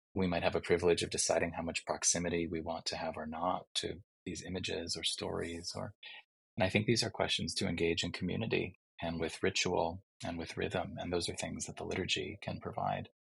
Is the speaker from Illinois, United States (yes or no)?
yes; Chicago, Illinois, United States; my hometown of Chicago